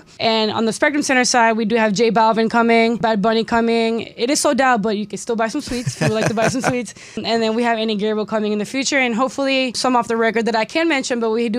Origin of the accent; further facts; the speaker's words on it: Puerto Rico; moved away as an adult; now in Charlotte, United States; I was born and raised in Puerto Rico. I moved to the States when I was 18, so I did spend a good amount of time down the island.